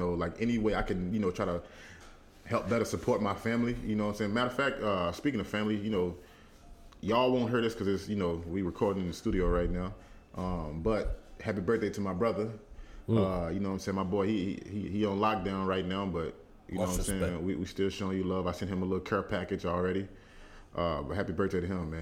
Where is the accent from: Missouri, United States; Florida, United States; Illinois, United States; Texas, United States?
Texas, United States; Dallas; moved away as an adult; now in New York City, United States; I'm still a Dallas boy